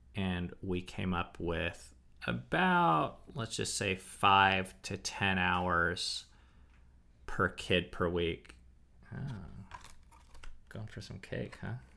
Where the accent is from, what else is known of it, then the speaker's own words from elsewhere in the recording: United States; as an American